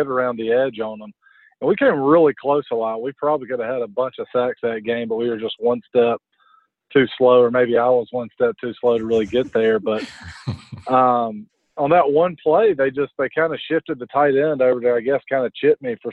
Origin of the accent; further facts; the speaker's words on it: Montgomery, Alabama, United States; I'm from Montgomery, grew up in Alabama.